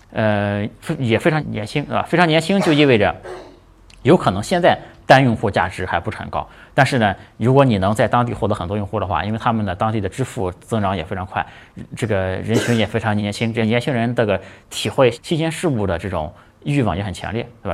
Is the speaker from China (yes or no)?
yes; China; 我们都是中国人嘛